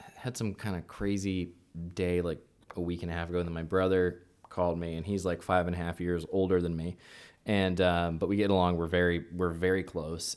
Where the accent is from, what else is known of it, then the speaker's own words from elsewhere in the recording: the South, United States; I pride myself in, on some weird level of being from the South